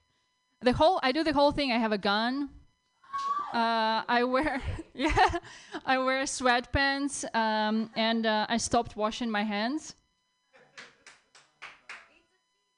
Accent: Russia; moved away as an adult; now in United States; I'm from Russia.

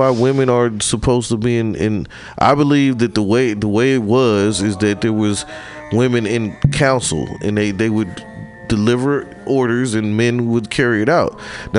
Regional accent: Midwest, United States; now in San Francisco, United States; Like, I'm came from the Midwest, they were this way, and I'm here now.

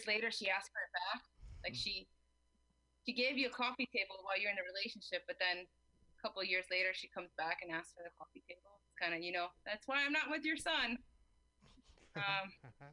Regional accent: New Jersey, United States; accent: Jersey; English is a second language; English is my second language because I learned English and Spanish at the same time, and I'm also from Jersey

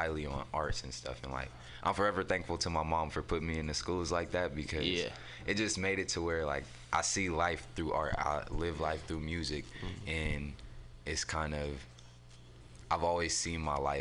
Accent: San Francisco, California, United States; also born or lived in Oakland; I'm from San Francisco. I was technically born in Oakland, but I was raised out here in San Francisco.

